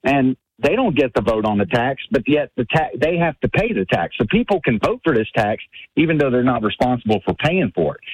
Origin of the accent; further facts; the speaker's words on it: Baton Rouge, Louisiana, United States; I'm from Baton Rouge